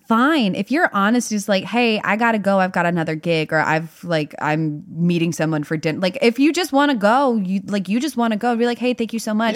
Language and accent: English; Durham, North Carolina, United States; now in Nashville, United States; my hometown of Durham, North Carolina